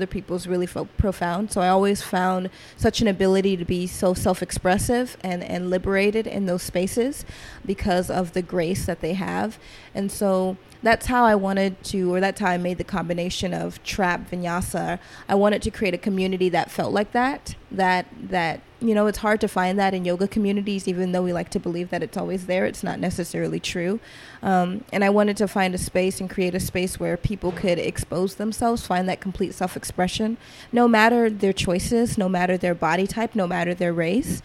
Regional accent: Atlanta, Georgia, United States; also born or lived in Seattle; Growing up in Atlanta, being born in Atlanta, I grew up kind of in trap culture.

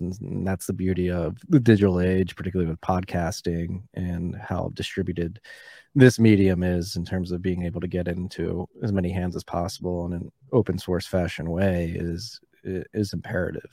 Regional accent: Philadelphia, Pennsylvania, United States; I grew up in Philadelphia

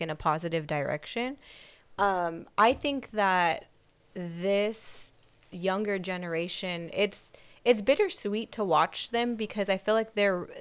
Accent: Whittier, California, United States; Whittier, my whole life.

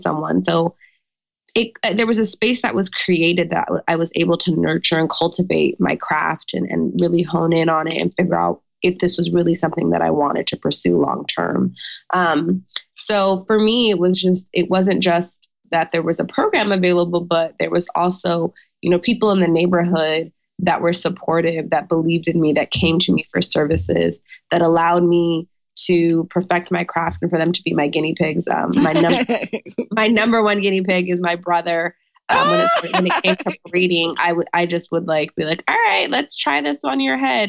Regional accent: Orange County, California, United States; moved away as an adult; now in Washington, D.C., United States; California native. Yes. I grew up in Orange County

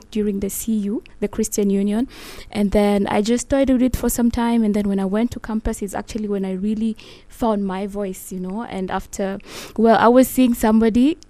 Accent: Nairobi, Kenya; first language Luo; English is a second language; where I grew up in Shorimoyo, block 134.

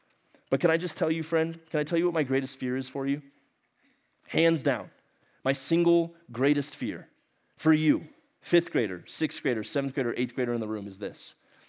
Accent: Ecuador; moved away; Okay, so y'all remember I grew up in Ecuador, South America. My parents were missionaries down there. I spent most of my life down there.

